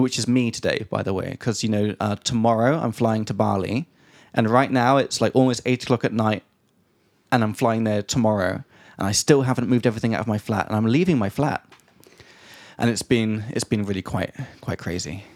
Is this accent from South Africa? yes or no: no; England, United Kingdom; from England